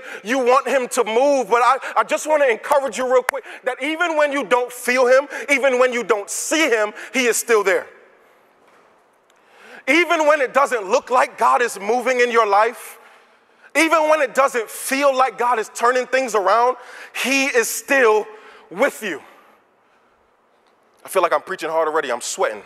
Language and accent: English; New York, United States; now in Virginia, United States; I'm from New York